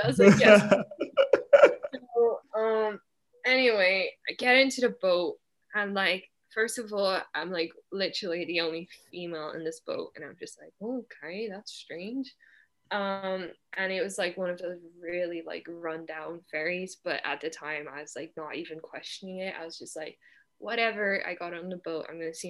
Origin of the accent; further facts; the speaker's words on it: Netherlands; English is a second language; moved away; yeah, I'm from the Netherlands. He's like, you're here by yourself. I'm like, yeah, I'm studying here.